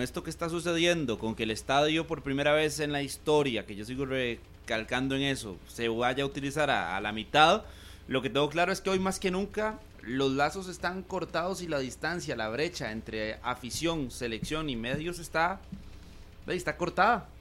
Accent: Costa Rica

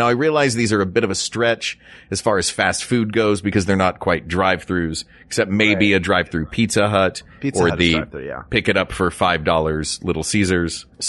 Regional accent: Tennessee, United States; now in California, United States; I grew up in Tennessee.

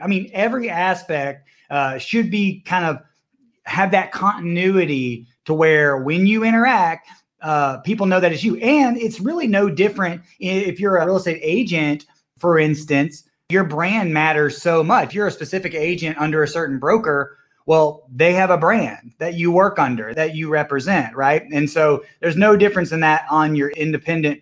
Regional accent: Villa Rica, Georgia, United States; I'm from the small area west of Atlanta called Villarica, the city of gold, man. I grew up on a dead-end dirt road out there in the sticks

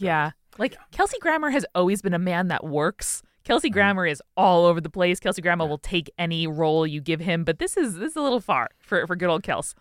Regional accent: Merrick, New York, United States; also born or lived in Queens, New York; my hometown of Merrick, New York

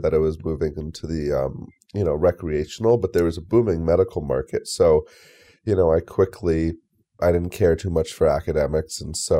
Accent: New York, United States; I was kind of a mischievous youth growing up in New York

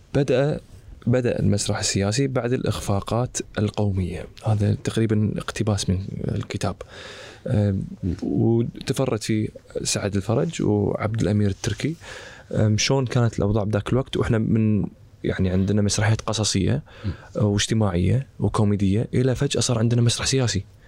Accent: Kuwait; احنا عندنا بالكويت

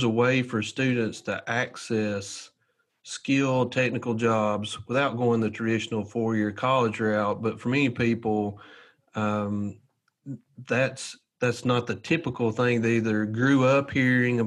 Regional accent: Southern US, United States; accent: thick Southern

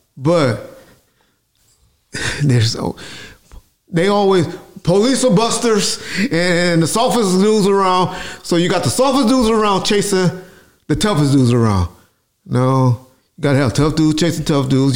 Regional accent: Compton, California, United States; I'm from Compton, California

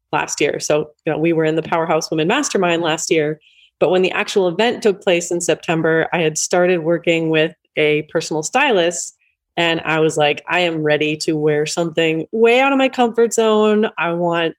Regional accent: East Coast, United States; I grew up on the East Coast

